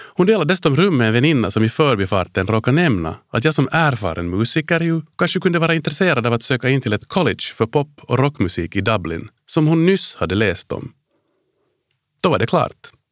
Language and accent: Swedish; Helsinki, Uusimaa, Finland; moved away as an adult; also born or lived in Washington DC, United States / Hanko, Finland / Ireland; Jag är född och uppvuxen på Drumsö i Helsingfors